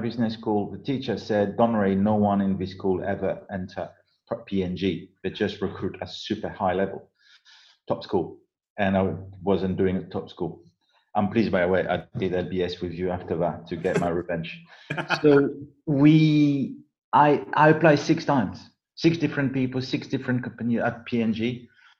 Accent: south of France, France; accent: French; English is a second language; moved away as an adult; I'm a kid from south of France who spent 20 years there

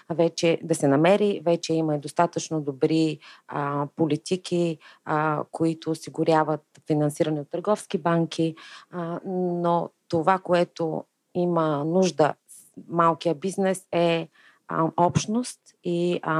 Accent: Stara Zagora, Stara Zagora Province, Bulgaria; четиримата от основателите сме родом от Стара Загора

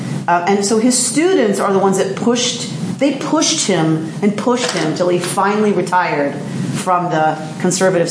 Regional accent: United States; as an American

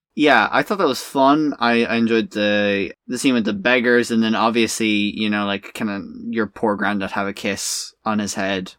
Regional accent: Ireland; in Ireland, we just call each other swears

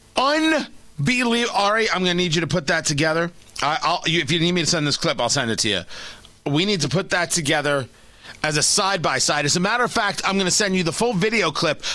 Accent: New York, United States; I am a New Yorker, born and bred

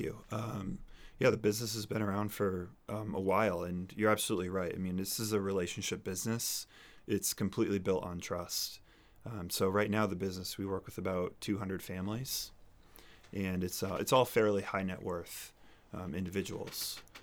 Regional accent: Amherst, New Hampshire, United States; moved away as an adult; also born or lived in South Carolina / Colorado / Singapore; I grew up here in New Hampshire in Amherst

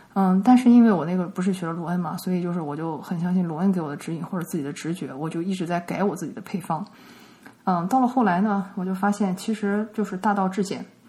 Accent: China; 我们中国人

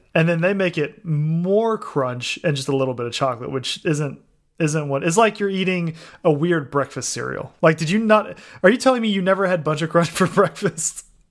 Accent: United States; me as an American

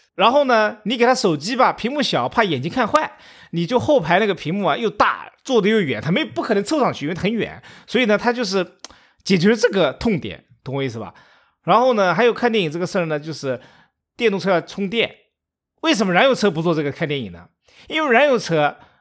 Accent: China; 我们中国人

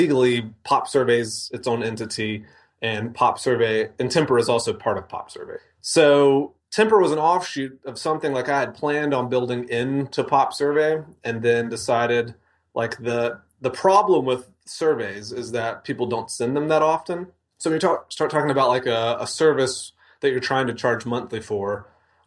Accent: Mississippi, United States; moved away as an adult; also born or lived in Denver; I grew up in Mississippi

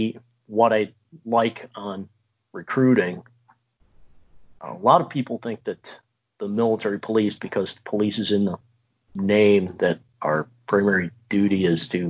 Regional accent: Montana, United States; I'm from Montana.

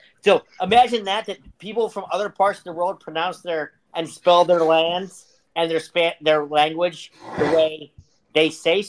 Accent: Western Pennsylvania, United States; I'm from Western PA. I can barely pronounce words to begin with.

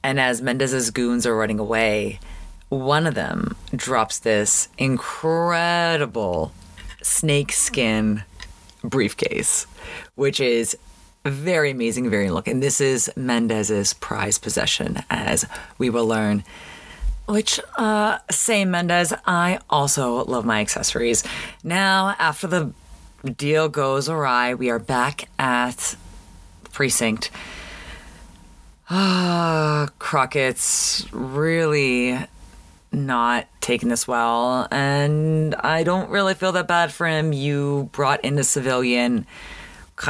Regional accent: Canada; now in Los Angeles, United States; growing up in Canada

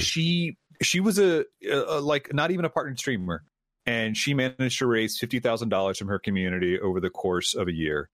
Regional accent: Memphis, Tennessee, United States; I was born here, raised here, went to high school here

